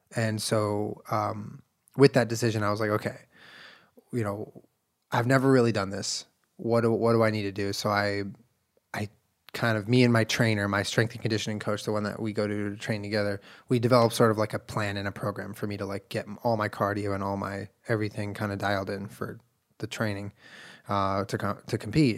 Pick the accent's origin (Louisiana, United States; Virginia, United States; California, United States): California, United States; Southern; also born or lived in Santa Monica / Culver City; I grew up in Southern California